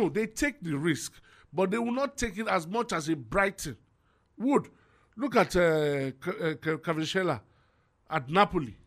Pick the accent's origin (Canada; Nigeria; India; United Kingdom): Nigeria; I'm Nigerian